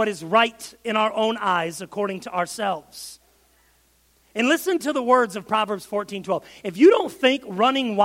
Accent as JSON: {"language": "English", "region": "Michigan", "country": "United States", "said": "I'm from Michigan"}